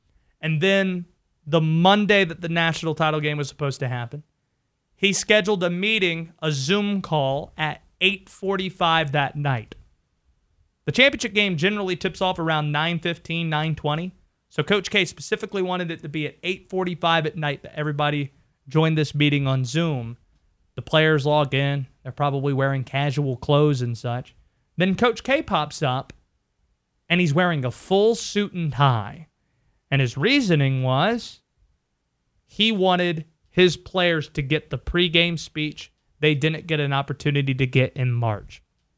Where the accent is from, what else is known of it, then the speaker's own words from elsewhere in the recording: Baltimore, Maryland, United States; born there; I was born in Baltimore.